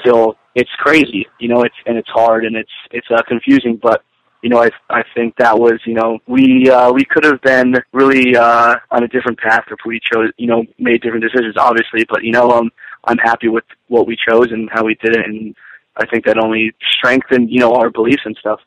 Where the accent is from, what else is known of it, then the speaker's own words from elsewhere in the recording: Kingston, Pennsylvania, United States; born and raised in, in Kingston, Pennsylvania, suburb of Wilkes-Barre